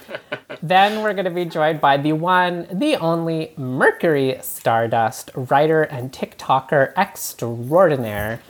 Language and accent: English; Canada; moved away; I'm from Canada where I grew up